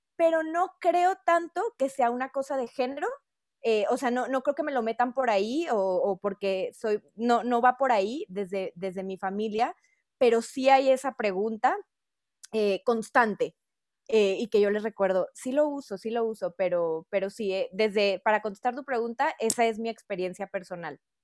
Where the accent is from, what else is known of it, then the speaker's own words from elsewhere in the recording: northern Mexico, Mexico; accent: norteño; tengo un acento norteño